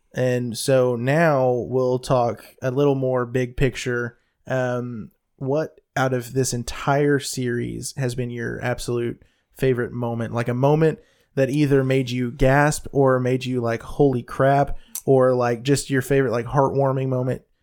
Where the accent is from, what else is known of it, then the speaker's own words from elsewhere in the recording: the South, United States; I'm from the South